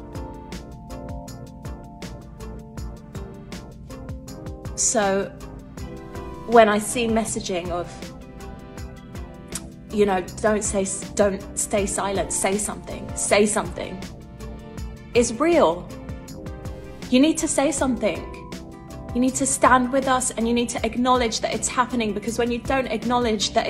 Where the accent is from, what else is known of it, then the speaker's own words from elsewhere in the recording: London, United Kingdom; also born or lived in Islington, London; I grew up in Hackney.